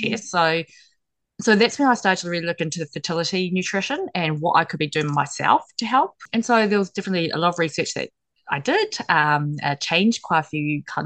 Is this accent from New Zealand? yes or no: yes; New Zealand; I'm from New Zealand